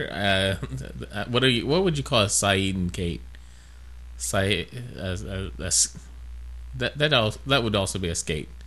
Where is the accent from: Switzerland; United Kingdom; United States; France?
United States; Kentucky; accent: southern; so yeah, we are from Kentucky. Even though we